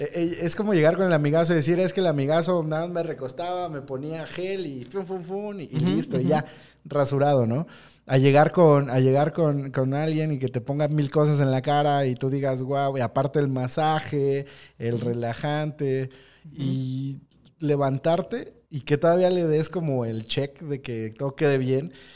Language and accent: Spanish; Mexico; nuestra identidad como mexicanos